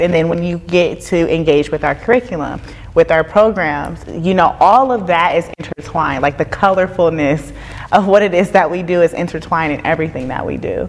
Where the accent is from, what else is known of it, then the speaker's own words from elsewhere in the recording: Dayton, Ohio, United States; I'm from Dayton, Ohio